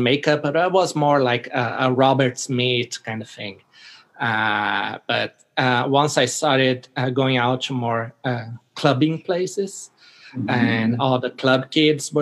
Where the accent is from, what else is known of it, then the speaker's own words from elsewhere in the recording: Brazil; I was born in Brazil